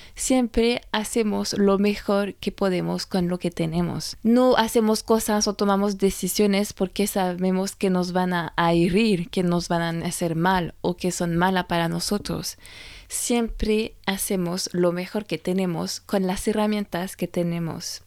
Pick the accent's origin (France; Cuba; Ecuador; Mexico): France; moved away; francesa y coach de imagen